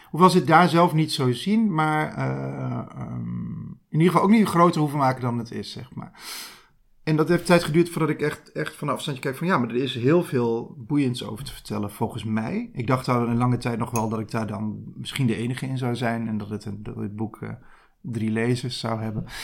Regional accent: Gelderland, Netherlands; Ja, ik kom zelf uit de Achterhoek.

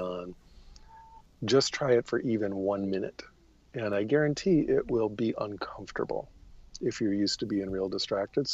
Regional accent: United States; As an American

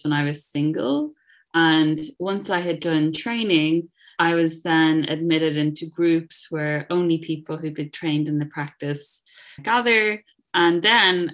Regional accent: Ireland; moved away as an adult; also born or lived in Dublin / London; now in United Kingdom; I grew up in Catholic Ireland in the 90s

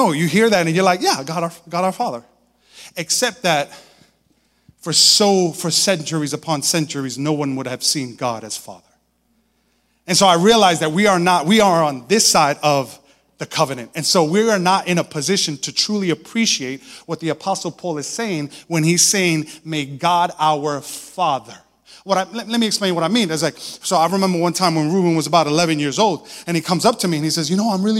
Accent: Brooklyn, New York, United States; I'm from Brooklyn.

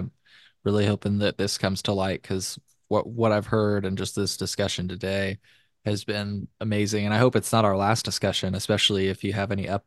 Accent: Illinois, United States; my home state, Illinois

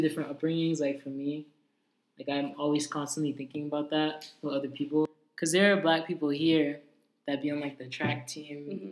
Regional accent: Boston, Massachusetts, United States

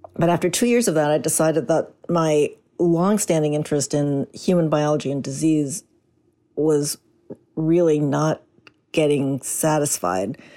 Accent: Chicago, Illinois, United States; also born or lived in Portland, Oregon; I was raised in Chicago, a product of the Chicago public school system

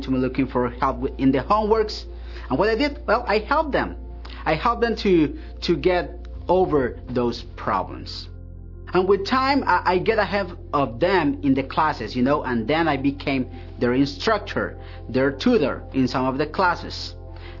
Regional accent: Colombia; moved away as an adult; now in Hillsboro, United States; I am originally from Colombia. I am here in Hillsboro because I got a job with Intel

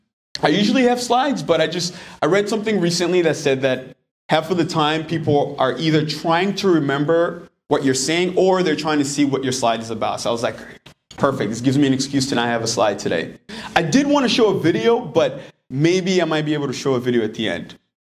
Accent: DR Congo; now in Manchester, United States; But I'm actually originally from the Congo, the heart of Africa.

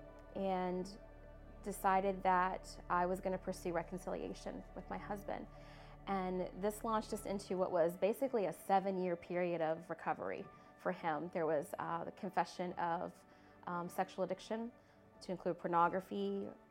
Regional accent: Newport News, Virginia, United States; Grew up here in Newport News

